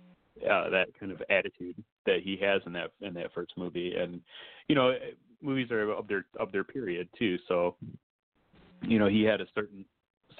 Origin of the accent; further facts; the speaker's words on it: Michigan, United States; I'm from Michigan